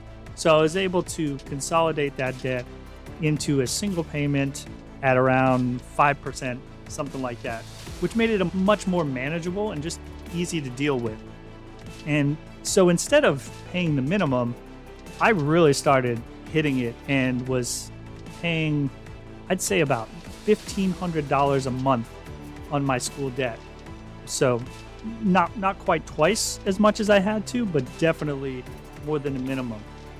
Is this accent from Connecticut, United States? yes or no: yes; Connecticut, United States; also born or lived in New Jersey / Deltona, Florida; Going back, way back, I grew up in Connecticut and later New Jersey before finally moving to Deltona, Florida, where I went to high school.